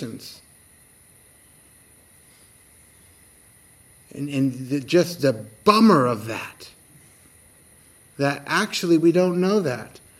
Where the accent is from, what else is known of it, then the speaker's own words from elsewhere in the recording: United States; I'm from America